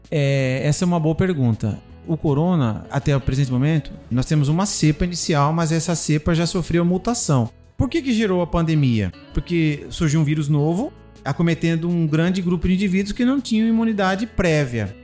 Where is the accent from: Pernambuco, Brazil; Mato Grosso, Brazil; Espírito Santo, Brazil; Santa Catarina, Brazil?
Mato Grosso, Brazil; Cuiabá; como cuiabano que sou de origem